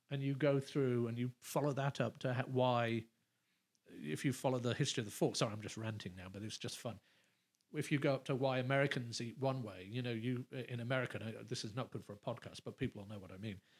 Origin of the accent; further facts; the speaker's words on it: London, United Kingdom; moved away as an adult; also born or lived in England; now in Los Angeles, United States; I still say I live in LA, but London is home